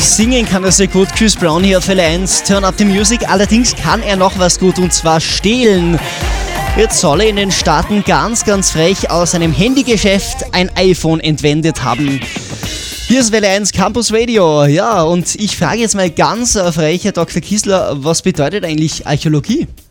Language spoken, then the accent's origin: German; Tyrol, Austria; bei uns in Tirol